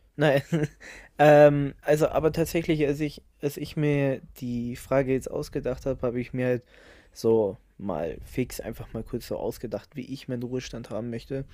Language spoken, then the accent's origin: German; Germany; Deutschland ist meine Heimat, aber äh, meine Second Heimat einfach